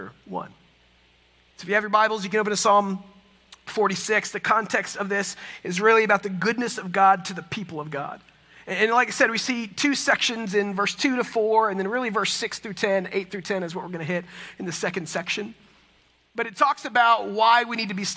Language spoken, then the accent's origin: English; Texas, United States; also born or lived in San Francisco; I'm from Texas